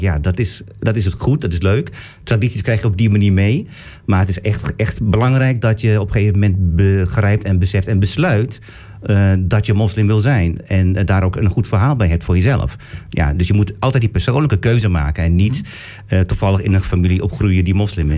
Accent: Turkey; now in Netherlands; Ik kom uit Turkije.

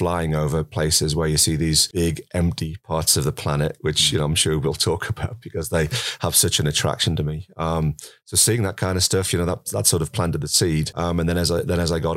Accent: Sunderland, North East England, United Kingdom; accent: Mackem; moved away as an adult; now in Colorado, United States; I'm what you call a Mackham. So I'm from Sunderland. I'm not a Geordie, which would be from Newcastle, right? So I'm from Sunderland in the northeast of England. That's where I spent the first part of my life.

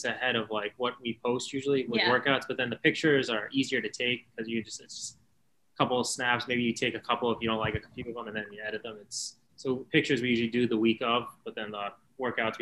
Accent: Boston, Massachusetts, United States; also born or lived in West Roxbury / Walpole, Massachusetts / Washington, D.C.; I'm from Boston. I grew up in Rosendale and moved around a couple times to Stroxbury. Then I situated in Walpole

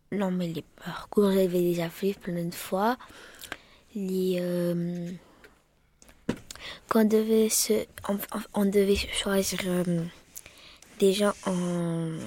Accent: Marseille, Provence-Alpes-Côte d'Azur, France; Je viens de Marseille. Euh, je viens de, du Canet Jean Jaurès. … J'ai 10 ans. J'habite au Canet Jean Jaurès.

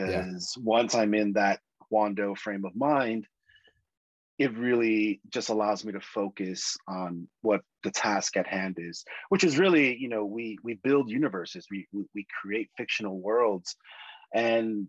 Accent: New York City, New York, United States; I'm originally from New York City

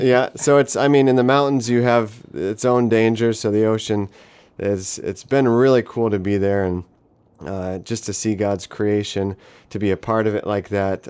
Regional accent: Denver, Colorado, United States; moved away as an adult; now in Palau; I grew up in Denver, Colorado, uh, for most

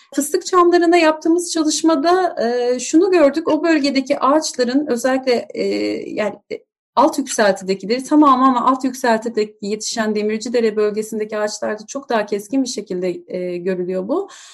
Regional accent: Turkey

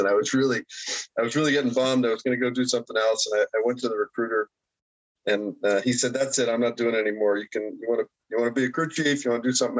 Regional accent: Long Island, New York, United States; moved away as an adult; I grew up in Long Island

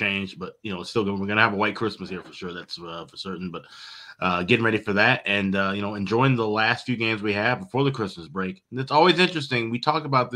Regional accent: Illinois, United States; moved away; also born or lived in Minnesota; I'm from Illinois, but then I end up in Minnesota for a while.

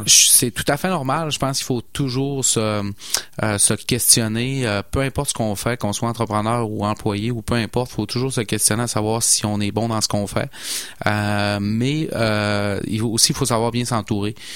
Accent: Saguenay, Quebec, Canada; moved away as an adult; mon accent me trahit. Hein. je suis originaire de Saguenay

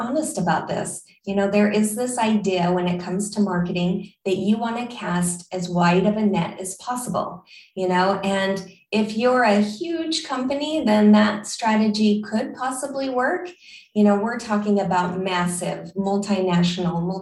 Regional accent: Utah, United States; now in Florida, United States; I grew up in Utah, so my parents took us fishing all the time

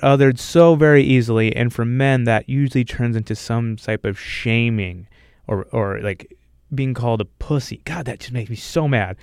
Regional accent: United States; as an American

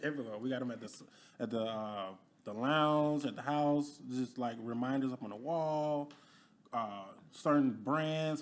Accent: Alabama, United States; moved away as an adult; also born or lived in Detroit, Michigan; now in Dallas, United States; I'm originally born and raised in Alabama

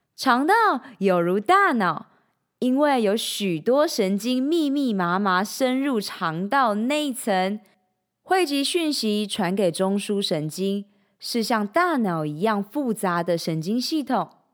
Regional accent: Changhua County, Taiwan; moved away as an adult; also born or lived in Shanghai, China; now in Taipei, Taiwan; 三年前，我从上海搬回台湾 从彰化老家上台北拼人生

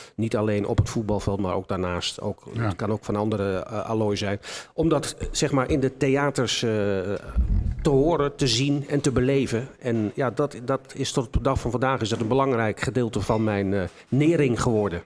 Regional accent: Enschede, Overijssel, Netherlands; Ik kom uit Enschede. Ik ben altijd een trots in Enschede gebleven.

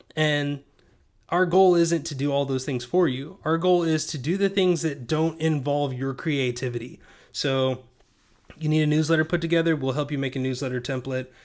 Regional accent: Knoxville, Tennessee, United States; I'm from Knoxville

